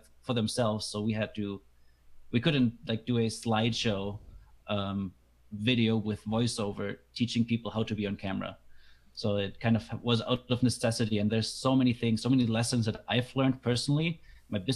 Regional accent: Germany; English is a second language; moved away as an adult; now in Canada

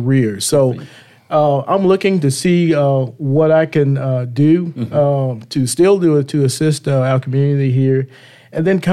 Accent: Richmond, Virginia, United States; I grew up in Richmond, and in fact, Jackson Ward.

